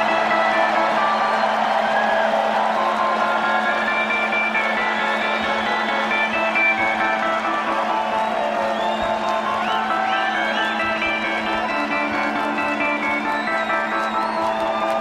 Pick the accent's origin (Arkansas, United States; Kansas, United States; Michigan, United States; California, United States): Michigan, United States; Grand Rapids; Grand Rapids, Michigan, my hometown